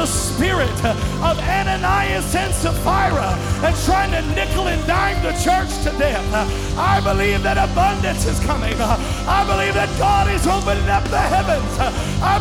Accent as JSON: {"language": "English", "town": "Kenmore", "country": "United States", "said": "I come from Kenmore. I come from a place that didn't have much money."}